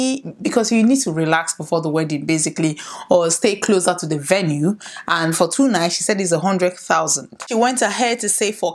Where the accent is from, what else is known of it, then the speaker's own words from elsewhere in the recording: Nigeria; I am a Nigerian and we are celebrating October 1st, which is our independence